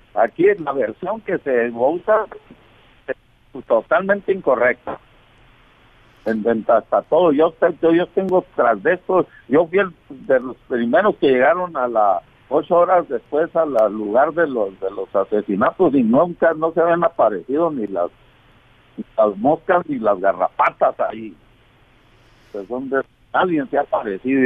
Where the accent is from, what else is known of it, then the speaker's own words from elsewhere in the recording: Mexico; yo soy mexicano